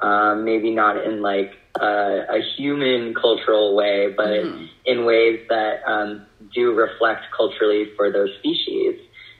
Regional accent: San Diego, California, United States; So part of my childhood was spent growing up in Southern California. I spent a lot of time in San Diego, and being near the ocean, going to Scripps Aquarium

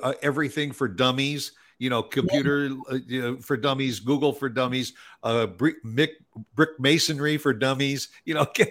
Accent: Midwest, United States; also born or lived in South Florida; now in Texas, United States; I grew up in the Midwest, and then I spent some time in South Florida. Then when we moved here to Texas

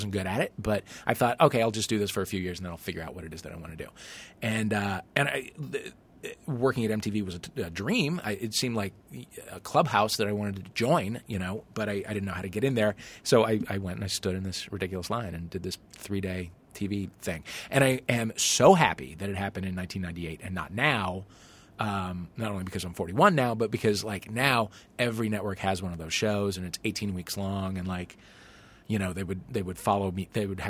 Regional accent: St. Louis, Missouri, United States; I'm from St. Louis, Missouri, yeah.

